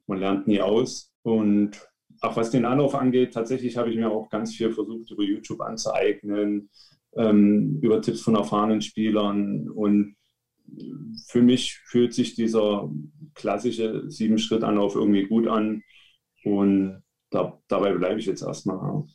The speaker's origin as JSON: {"language": "German", "town": "Leipzig", "region": "Saxony", "country": "Germany", "said": "ich komme aus Leipzig, bin 31 Jahre alt."}